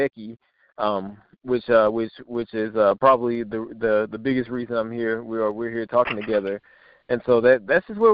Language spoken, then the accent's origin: English; Houston, Texas, United States; moved away as an adult; also born or lived in Mississippi / North Carolina; now in Atlanta, United States; I grew up in Houston, back in Texas, actually. I grew up there until I was about 23, and then I left